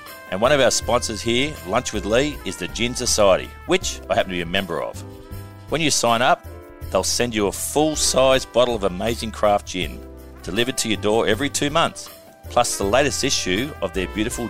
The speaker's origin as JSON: {"language": "English", "town": "Oak Flat", "region": "New South Wales", "country": "Australia", "tie": "born or raised there", "said": "I was born in Oak Flat"}